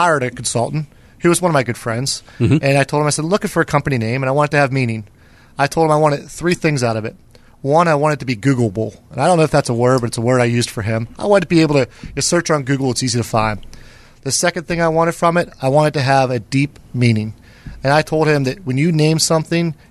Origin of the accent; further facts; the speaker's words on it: Freeport, Pennsylvania, United States; I grew up in a little town called Freeport.